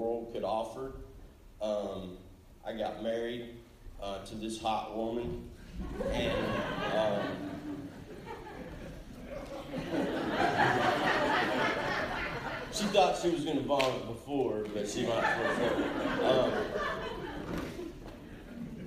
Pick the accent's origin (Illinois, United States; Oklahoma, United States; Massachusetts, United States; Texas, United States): Oklahoma, United States; Enid; I grew up here in Enid, Oklahoma